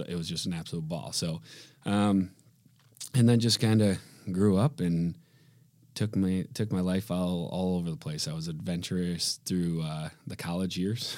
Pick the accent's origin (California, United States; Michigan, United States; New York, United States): Michigan, United States; Grand Rapids; born and raised in Grand Rapids, Michigan.